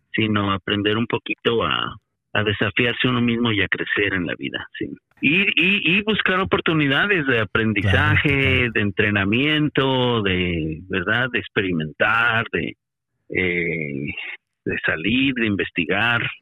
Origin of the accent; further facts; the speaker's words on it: Mexico; now in United States; yo salí de México porque estaba buscando un poco de espacio personal para reevaluar revaluar la vida y revaluar metas y demás. Y llegué aquí a Estados Unidos